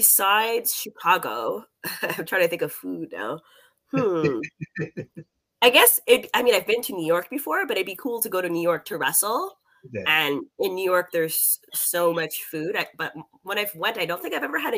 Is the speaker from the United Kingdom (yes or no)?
no; Canada; as a Canadian